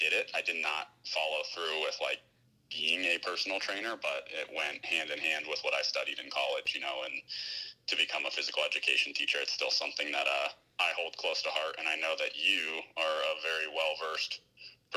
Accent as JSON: {"language": "English", "town": "Pittsburgh", "region": "Pennsylvania", "country": "United States", "also_born_or_lived": "Florida", "said": "I'm all East Coast. Originally from Pittsburgh, Pennsylvania. I was born in Florida, but I only really lived there for a year"}